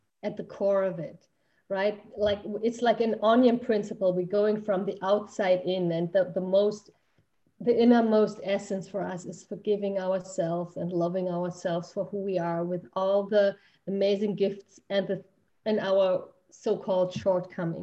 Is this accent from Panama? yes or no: no; Germany; moved away as an adult; also born or lived in United States; we're originally from Germany and had immigrated, and I'm still considering myself an immigrant to the United States.